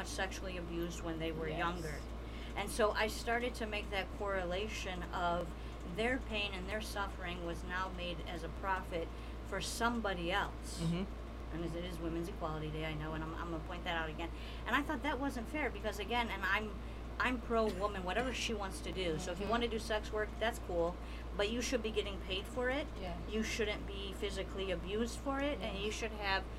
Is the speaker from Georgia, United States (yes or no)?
no; Detroit, Michigan, United States; also born or lived in New York; where I grew up in Southwest Detroit